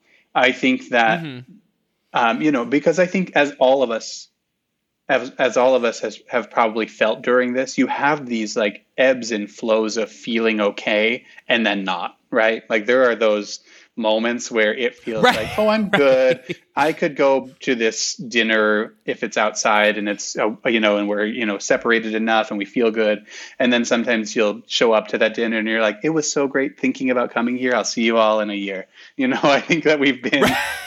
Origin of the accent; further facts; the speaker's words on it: Midwest, United States; Like I did the nod because I'm from the Midwest. You know the Midwestern nod, hello.